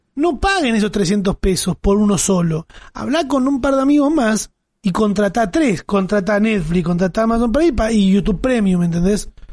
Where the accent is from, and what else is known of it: Argentina